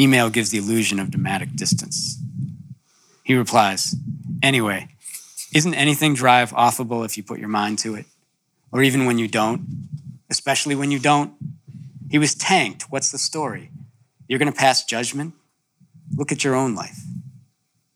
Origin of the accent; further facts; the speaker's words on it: Illinois, United States; We're from Illinois.